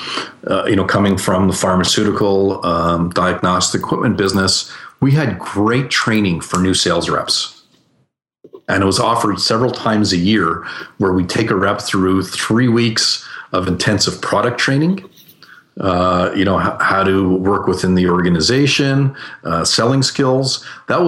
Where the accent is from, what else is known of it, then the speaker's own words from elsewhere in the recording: Canada; I'm Canadian